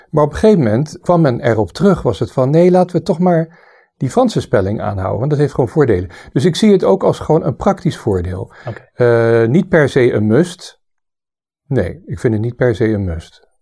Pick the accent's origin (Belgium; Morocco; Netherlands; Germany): Germany; Southern Germany; born there; Ik ben drietalig opgegroeid. Eh, en dat, dat is heel mooi als je dat meekrijgt. Ik ben geboren in Zuid-Duitsland. Omdat mijn vader daar werkte voor de Amerikaanse militairen als muzikus.